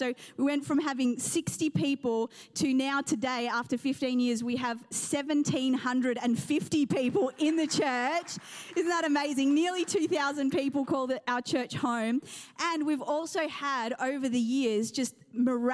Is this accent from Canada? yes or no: no; New Zealand; also born or lived in England; now in Australia; I was raised in New Zealand